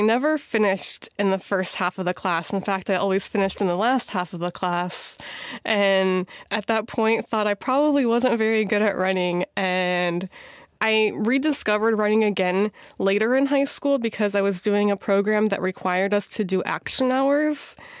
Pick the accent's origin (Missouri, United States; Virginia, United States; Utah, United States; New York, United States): Missouri, United States; moved away as an adult; also born or lived in Chicago, Illinois / East Coast; now in Washington, D.C., United States; I was born in Chicago, raised in Missouri